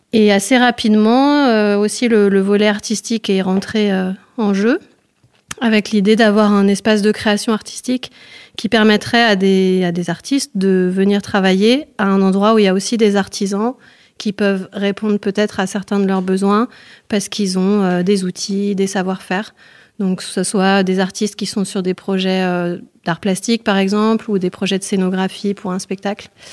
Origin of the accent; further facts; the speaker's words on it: Autrans, Auvergne-Rhône-Alpes, France; moved away; je suis née à Autran, donc je suis revenue dans mon village d'origine.